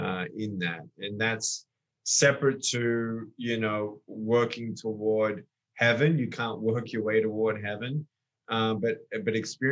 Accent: Australia; also born or lived in California; now in Texas, United States; born and raised in Australia. now living in America, moved from California to Texas last 12 months

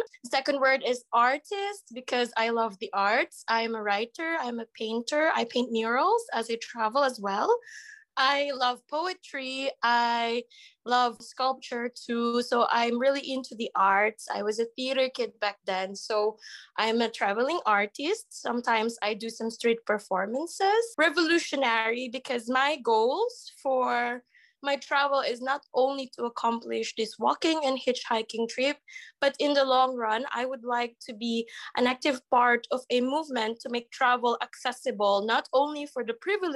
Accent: Agoo, Ilocos Region, Philippines; moved away as an adult; now in Ukraine; I'm a 24-year-old Filipina. My hometown is in Agoo, La Union.

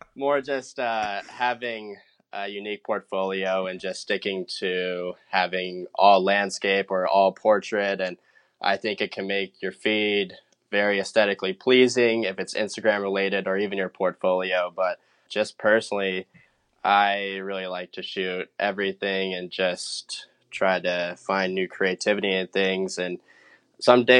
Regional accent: Colorado, United States; moved away as an adult; also born or lived in San Antonio, Texas; now in Huntington Beach, United States; I moved to Colorado when I was 8 years old. I grew up there, went to high school

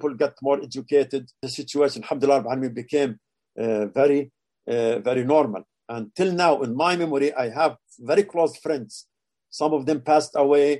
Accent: Qalqilya, West Bank, Palestine; moved away as an adult; also born or lived in Jerusalem / Amman, Jordan / Tulkarem; For my family, I am from a town, a unique town. It's called Qalqilia

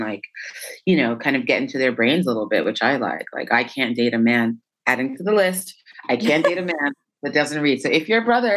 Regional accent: New York, United States; moved away as an adult; also born or lived in Mandeville, Jamaica; now in Paris, France; I was born in Mandeville. I lived there until I was 4 years old. And then I moved to New York, moved to the Bronx.

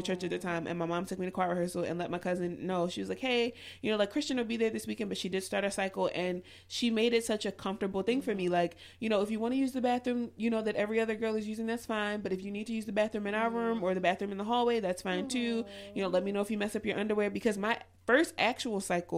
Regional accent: Baltimore, Maryland, United States; I'm from West Baltimore

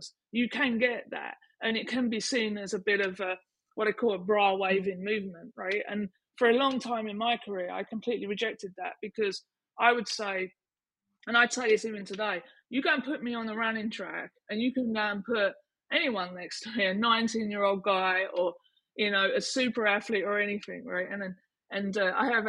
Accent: Canvey Island, East of England, United Kingdom; I'm from Canvey Island

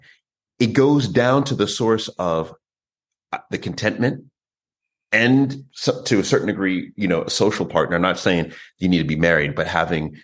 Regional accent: New York, United States; I was born in New York

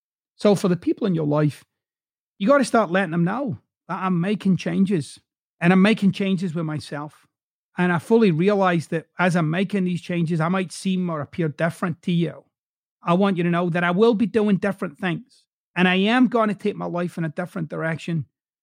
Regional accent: Glasgow, Scotland, United Kingdom; accent: Glaswegian; if I spoke the way that I typically would speak in my hometown of Glasgow, I wouldn't have a podcast anywhere but Glasgow

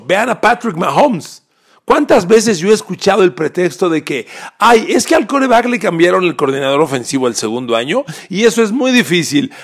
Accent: Mexico; Adoro mi país, soy mexicano

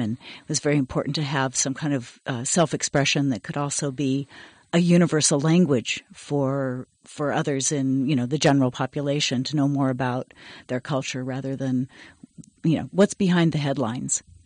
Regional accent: Berkeley, California, United States; I grew up mostly in Berkeley

